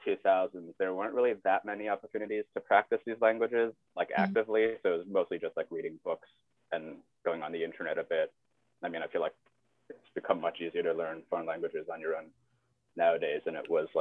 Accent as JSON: {"language": "English", "country": "China", "tie": "born or raised there", "also_born_or_lived": "United States / Shanghai, China", "first_language": "English and Mandarin", "moved": "yes", "lives_now": "New York, United States", "said": "I was born here in the States, but moved back to China as a kid. So I finished high school in a Mandarin speaking school."}